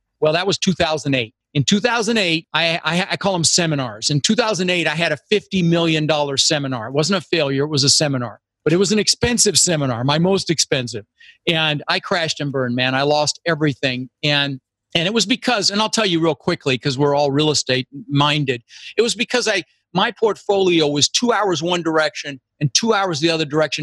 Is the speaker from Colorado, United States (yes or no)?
yes; Denver, Colorado, United States; moved away; also born or lived in Netherlands; I immigrated to this country when I was 6 years old with my brother Albert, my mother's Vancha, and we came over from Holland and we ended up in Denver, Colorado, where I lived for 30 years.